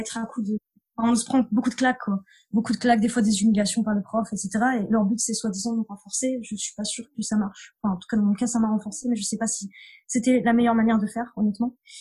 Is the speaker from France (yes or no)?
yes; near Clermont-Ferrand, Auvergne-Rhône-Alpes, France; j'ai grandi en Auvergne, dans, dans, une petite commune à côté de Clermont-Ferrand